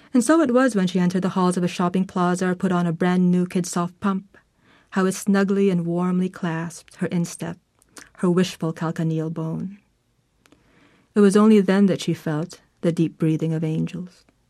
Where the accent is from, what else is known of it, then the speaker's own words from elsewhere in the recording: Manila, Metro Manila, Philippines; I was born in Manila.